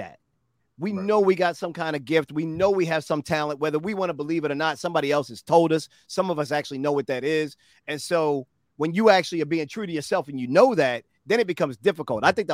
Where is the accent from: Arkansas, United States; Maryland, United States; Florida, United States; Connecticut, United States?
Maryland, United States; Baltimore; I'm a Baltimore boy, born and raised in Bmore